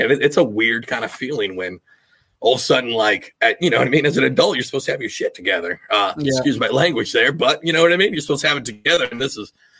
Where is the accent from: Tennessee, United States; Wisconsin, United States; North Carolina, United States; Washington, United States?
Washington, United States; as a kid, I grew up in Washington State.